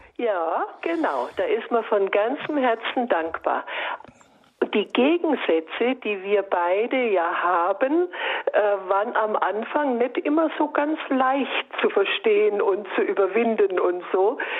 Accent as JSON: {"language": "German", "town": "Bayreuth", "region": "Bavaria", "country": "Germany", "tie": "born or raised there", "also_born_or_lived": "Würzburg", "moved": "as an adult", "lives_now": "Reutlingen, Germany", "said": "ich komme gebürtig aus Bayreuth"}